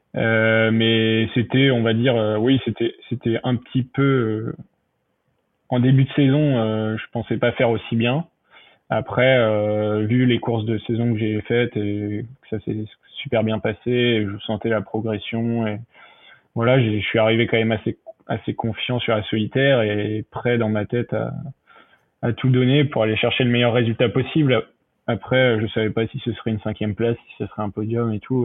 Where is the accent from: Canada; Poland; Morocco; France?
France; Le Havre, Normandy; de chez moi au Havre